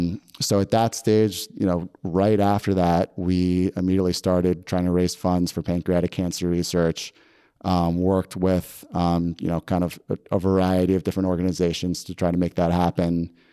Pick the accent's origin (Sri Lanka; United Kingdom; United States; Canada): United States; New York; I grew up in Westchester around the city